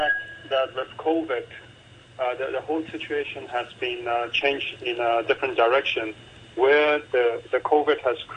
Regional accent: Hong Kong; growing up in Hong Kong from a grassroots background

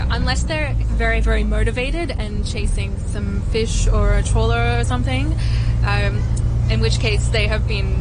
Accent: Moreton Bay, Queensland, Australia; moved away as an adult; now in Hong Kong; I'm from Australia.

